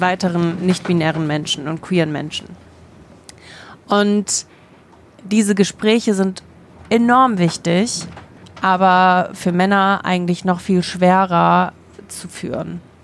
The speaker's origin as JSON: {"language": "German", "country": "Germany", "tie": "born or raised there", "said": "Ich bin in Deutschland geboren"}